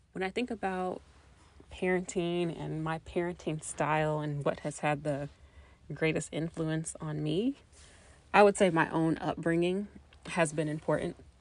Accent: Indianapolis, Indiana, United States; I was born and raised in Indianapolis, Indiana, and I've lived in Indiana my entire life

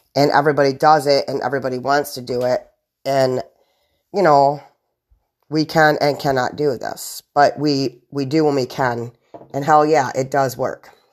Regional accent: United States; I'm American

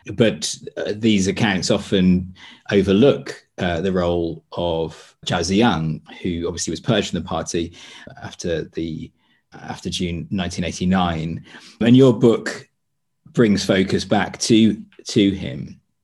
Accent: United Kingdom; as a British person who lived through the Tony Blair era

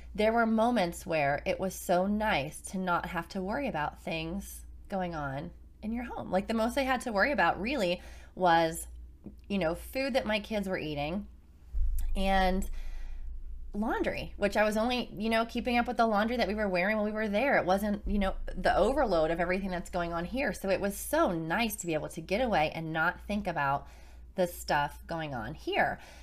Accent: Carmichaels, Pennsylvania, United States; now in Virginia Beach, United States; where we grew up in Carmichael's, Pennsylvania, both of us

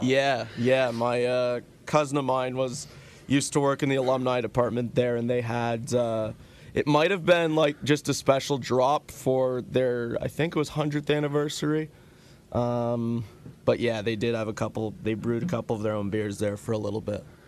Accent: Markham, Ontario, Canada; I am from Markham

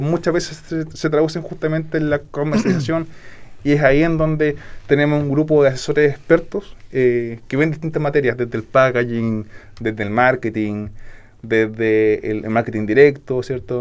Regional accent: Puerto Varas, Los Lagos, Chile; yo nací en Porto Ara, eh, estudié en el colegio Fermín Nikechek

